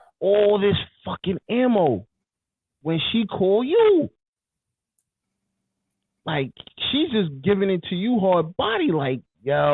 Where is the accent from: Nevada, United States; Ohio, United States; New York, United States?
New York, United States; I'm from New York.